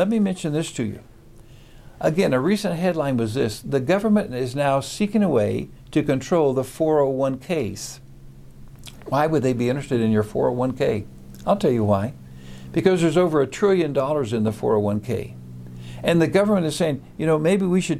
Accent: Wichita, Kansas, United States; In my hometown of Wichita, Kansas

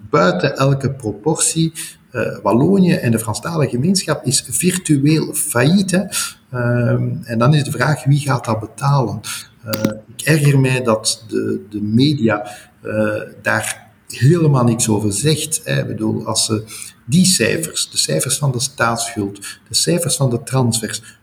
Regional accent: Flanders, Belgium; Je mag als Vlaming al blij zijn dat men u kan verstaan in een ziekenhuis.

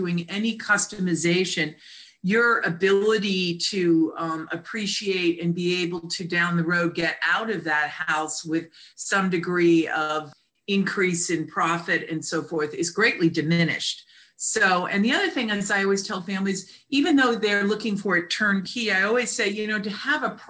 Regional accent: Connecticut, United States; now in Annapolis, United States; I'm originally from Connecticut area

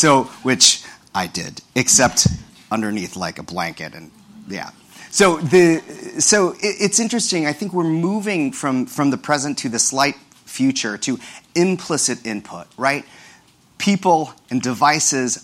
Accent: Kansas City, Missouri, United States; moved away as an adult; also born or lived in Stanford, California; now in Brooklyn, United States; I was born and raised in Kansas City, Missouri, to Filipino immigrants who came to the U.S. in the 1960s

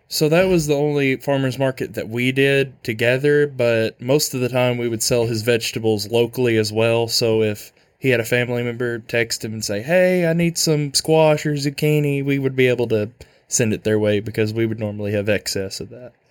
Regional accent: Manila, Arkansas, United States; I'm from Manila, Arkansas

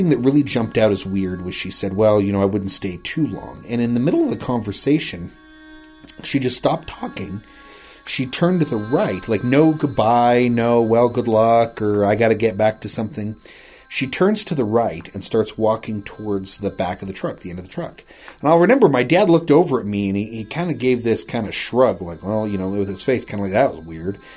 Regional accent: Rawlins, Wyoming, United States; Oh, we're, you know, out here fishing, we're from Rawlins

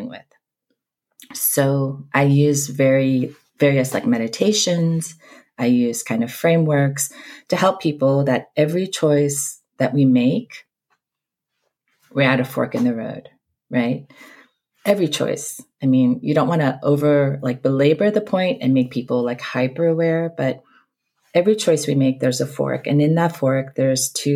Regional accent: East Coast, United States; also born or lived in Seoul, South Korea; I'm originally from South Korea, born in Seoul. Grew up mostly on the East Coast, but lived all over this country

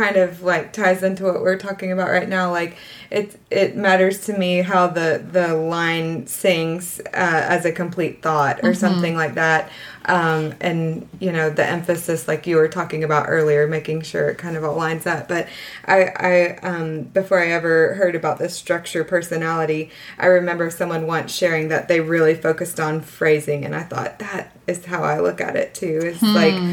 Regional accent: the South, United States; being from the South

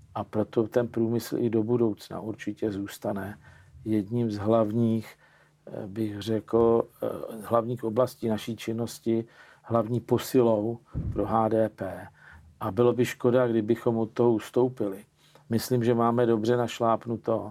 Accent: Czechia

